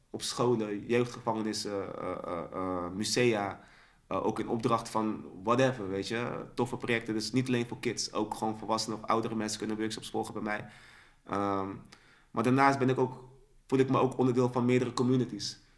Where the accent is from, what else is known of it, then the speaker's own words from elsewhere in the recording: Dordrecht, South Holland, Netherlands; Ehm, wij komen uit Dordrecht. Ja. Dus we hadden zo een underdog-positie.